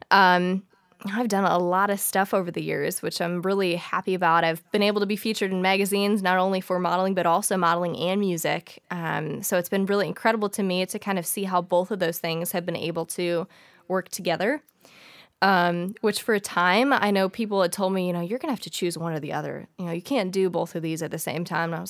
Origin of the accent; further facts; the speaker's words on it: St. Louis, Missouri, United States; so I was born and raised in St. Louis, Missouri. Um, I've lived here all my life